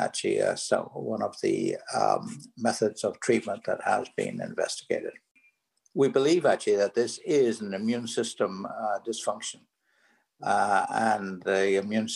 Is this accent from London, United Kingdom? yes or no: no; Belfast, Northern Ireland, United Kingdom; moved away as an adult; also born or lived in California; now in New York, United States; As you can hear from my accent, I'm originally from Belfast, Northern Ireland